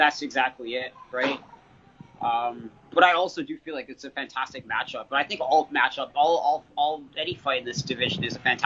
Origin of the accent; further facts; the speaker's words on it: Canada; also born or lived in London, Ontario / Toronto; being a Canadian fighter